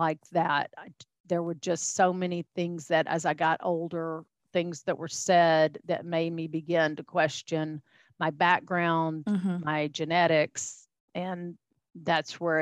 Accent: Texas, United States; accent: Texan; I am a fifth generation Texan. You and I have laughed about my accent. That's where it comes from

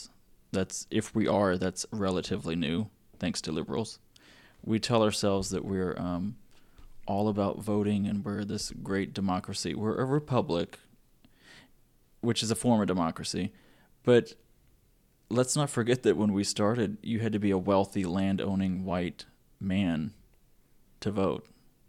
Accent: Louisiana, United States; Well, not me, but I come from Louisiana.

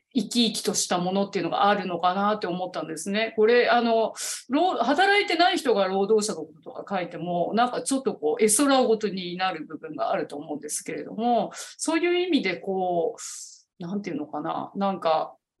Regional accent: Niigata, Japan; 私新潟なんですけど もともと

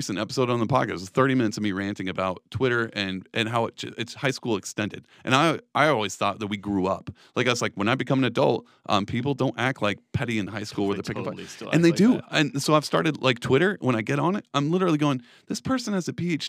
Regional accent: Texas, United States; But I come from Texas. My family is conservative, like, through and through.

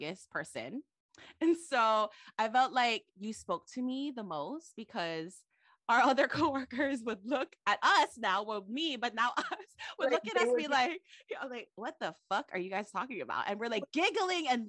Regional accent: Waipahu, Hawaii, United States; now in Hilo, United States; I say I'm from Waipahu

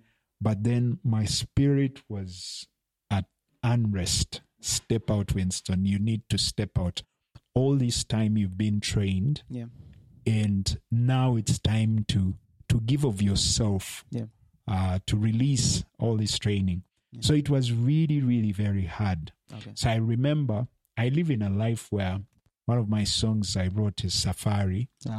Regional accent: Uganda; also born or lived in Kenya; yes, I'm Ugandan, but I was born in Kenya.

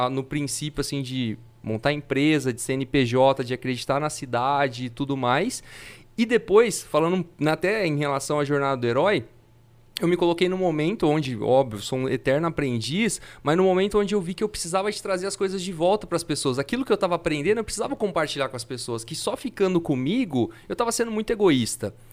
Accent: Fernandópolis, São Paulo, Brazil; now in São José do Rio Preto, Brazil; eu sou de Fernandópolis, não sou de Rio Preto, mas faz 10 anos que eu tô aqui.

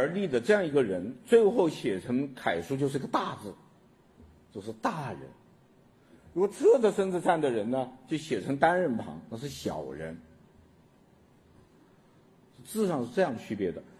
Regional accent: China; 我们中国人是老天爷也可以该死的，老天爷不长眼呐、啊。

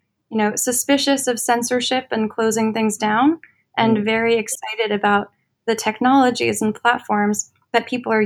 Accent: Washington, District of Columbia, United States; moved away as an adult; now in New York, United States; I grew up in Washington, D.C. And then I moved to New York for college

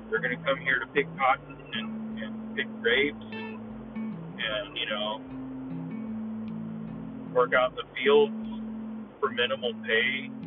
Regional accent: United States; I honestly have this conflicted feeling of being an American and being a Mexican heritage

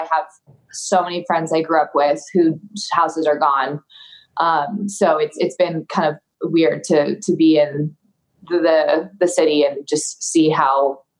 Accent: Malibu, California, United States; I grew up in Malibu. We still have my childhood home there.

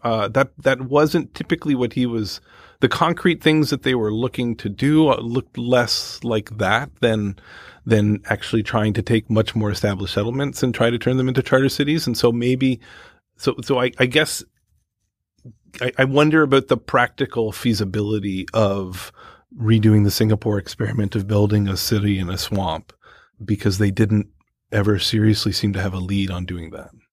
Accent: Canada; moved away; I come from Canada

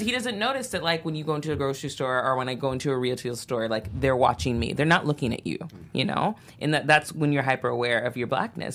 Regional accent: Santa Barbara, California, United States; I grew up in Santa Barbara.

